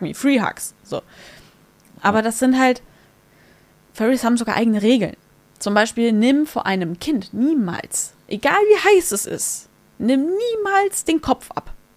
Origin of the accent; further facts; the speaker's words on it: Hamburg, Germany; ich bin auf der Reeperbahn groß geworden